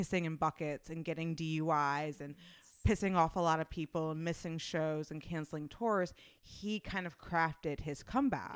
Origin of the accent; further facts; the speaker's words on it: Midwest, United States; accent: thick Midwestern; my Midwestern accent is thick